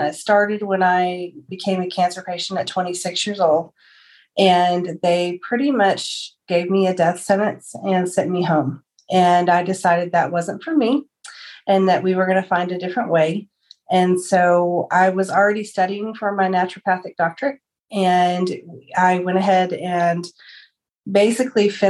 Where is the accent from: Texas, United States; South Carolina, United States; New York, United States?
Texas, United States; Amarillo; I am from Amarillo, Texas. I was born and raised here in the Texas Panhandle